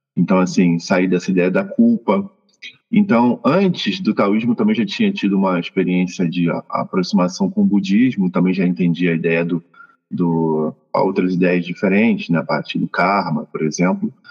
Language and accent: Portuguese; Rio de Janeiro, Brazil; also born or lived in Mexico City, Mexico; now in Cuernavaca, Mexico; Sou natural de Realengo, lá no Rio de Janeiro